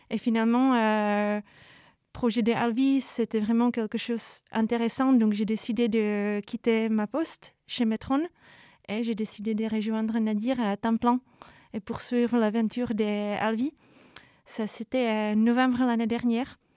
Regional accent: Czechia; French is a second language; moved away as an adult; also born or lived in Brussels, Belgium; now in Paris, France; République tchèque, mais je vis à l'étranger depuis 10 ans.

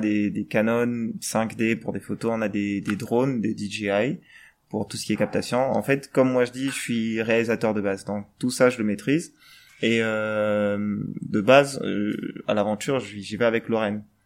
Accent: Gabon; je suis gabonais

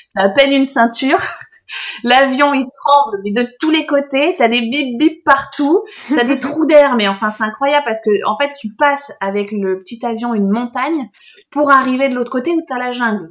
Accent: south of France, France; on vient du sud de la France

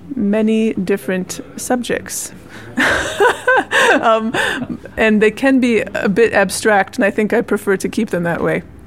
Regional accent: Minnesota, United States; I'm from Minnesota, in the central part of the United States, in the north, in the Lutheran church. My mom was a church musician, and I grew up singing in uh, Lutheran choirs.

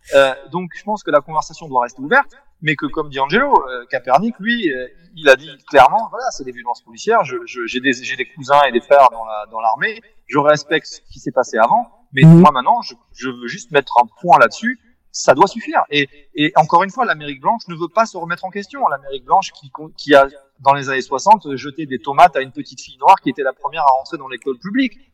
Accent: France; je suis d'origine américaine par mon grand-père, mais, mais c'est vrai que je suis français avant tout

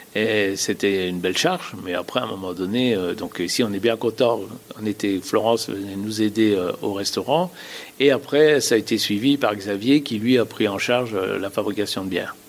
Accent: Dour, Wallonia, Belgium; now in Gussignies, France; on est originaire de Dour

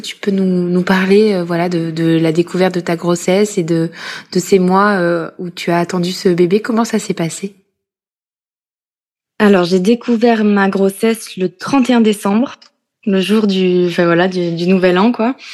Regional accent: Corrèze, Nouvelle-Aquitaine, France; now in Paris, France; journaliste et maman de deux garçons de trois ans et de deux mois. Je suis originaire de Corrèze et je vis à Paris depuis 2015.

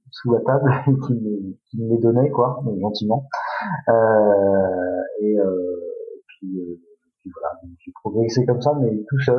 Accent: Saint-Cyr-en-Val, Centre-Val de Loire, France; moved away as an adult; also born or lived in Beaugency; now in Angers, France; je suis à l'origine, je, suis, originaire d'Orléans, de Saint-Cyr-en-Val, très exactement, j'ai 40 ans, j'ai deux enfants, je suis marié, on a déménagé il y a à peu près maintenant presque deux mois, à côté d'Angers

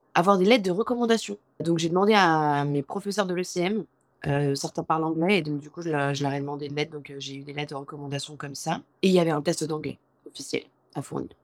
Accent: France; moved away as an adult; now in New York, United States; je suis française

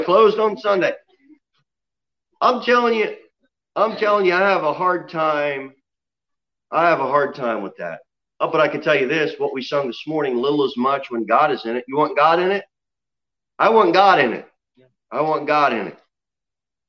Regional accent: United States; as an American Christian

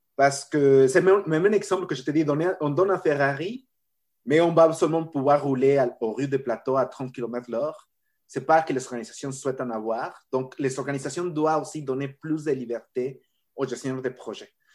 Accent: Mexico; accent: latino; French is a second language; moved away as an adult; j'ai mon accent latino et je suis né au Mexique. Euh, et bon, j'ai grandi au Mexique

